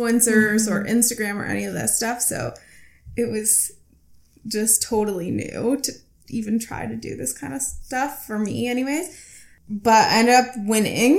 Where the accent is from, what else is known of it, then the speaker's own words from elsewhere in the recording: Toronto, Ontario, Canada; also born or lived in New York; I was born and raised in Toronto, and so were both of my parents